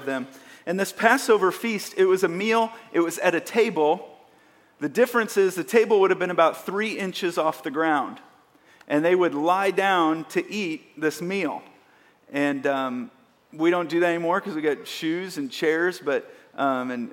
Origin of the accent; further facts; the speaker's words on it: Kansas City, Missouri, United States; I grew up in the Midwest, mostly here in Kansas City